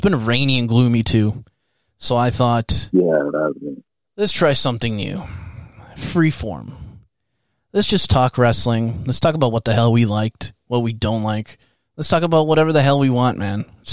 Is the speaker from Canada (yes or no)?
yes; Canada; we're Canadian.